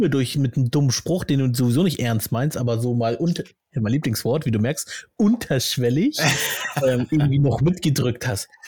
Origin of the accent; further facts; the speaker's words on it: Germany; born there; Also ich fühle mich, wie gesagt, ich fühle mich komplett deutsch. Ne? Äh, bin ja auch hier geboren in Deutschland und alles